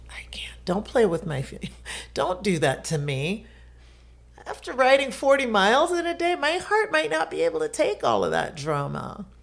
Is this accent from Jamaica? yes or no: yes; Jamaica; now in Florida, United States; I'm Jamaican, I've been through hurricanes, we live in Florida